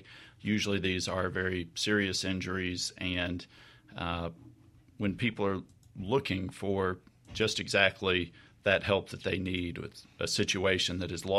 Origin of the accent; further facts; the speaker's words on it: Jackson, Mississippi, United States; I am a Mississippi boy. I was born in Jackson, some of my early life in the Mississippi Delta, and live with my family here in Jackson.